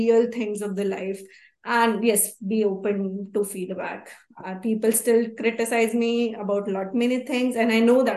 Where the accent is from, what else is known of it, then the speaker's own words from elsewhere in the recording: Haryana, India; moved away; also born or lived in United States; I'm from Haryana. Yes, I'm Indian. Even if I'm in US, I said that my nationality is Indian